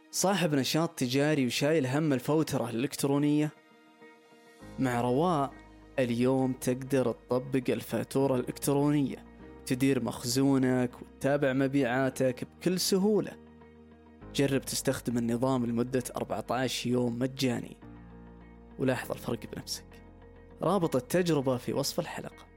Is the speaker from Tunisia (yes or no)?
no; Saudi Arabia; كشتاتنا كسعوديين